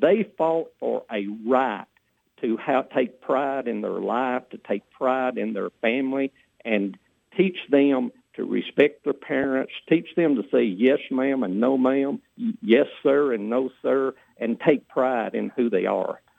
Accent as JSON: {"language": "English", "region": "Tennessee", "country": "United States", "tie": "born or raised there", "said": "growing up in Tennessee, and I'm really a poor backwoods poor boy, and grew up on the farm"}